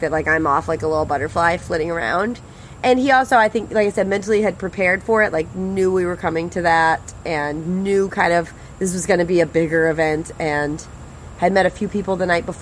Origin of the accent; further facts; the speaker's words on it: Monroe, Louisiana, United States; I was born in Monroe, Louisiana, 1980.